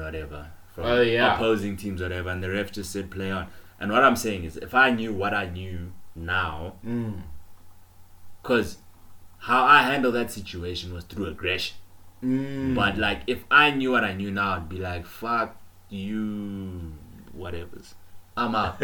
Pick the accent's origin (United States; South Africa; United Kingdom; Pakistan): South Africa; accent: South African; we're from South Africa